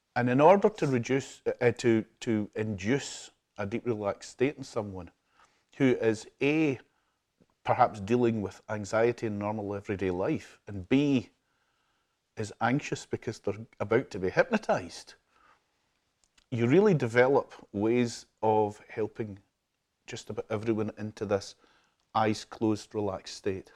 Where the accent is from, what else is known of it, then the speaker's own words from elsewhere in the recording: Glasgow, Scotland, United Kingdom; also born or lived in Ayr / Troon; I was born and brought up in Glasgow in the South Side in King's Park, not far from Hampden.